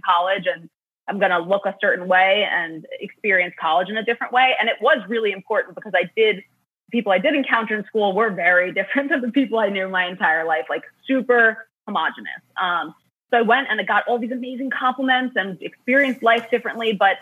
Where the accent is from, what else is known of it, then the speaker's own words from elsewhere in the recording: New York City, New York, United States; I grew up in Queens, New York, which was a really diverse, incredible place.